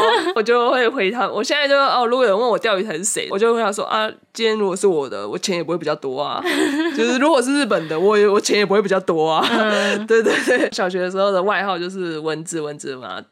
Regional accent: Taiwan; first language Japanese; Chinese is a second language; also born or lived in Japan; 其实我蛮小就来台湾了啦，就是差不多已经五六，五六岁的时候就被我嗯。妈带过来台湾了

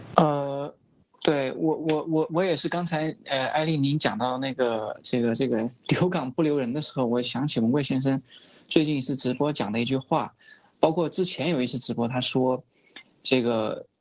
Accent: China; 我是中国人

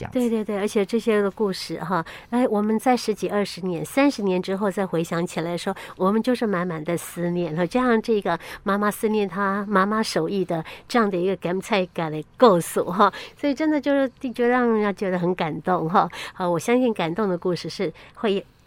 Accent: Yilan County, Taiwan; 我们其实在宜兰还蛮幸福的

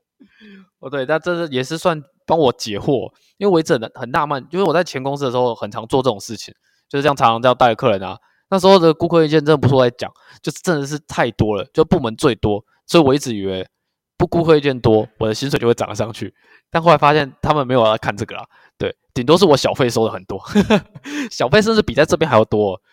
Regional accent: Kaohsiung, Taiwan; moved away as an adult; also born or lived in Taitung; now in Yilan, Taiwan; 我是高雄人嘛

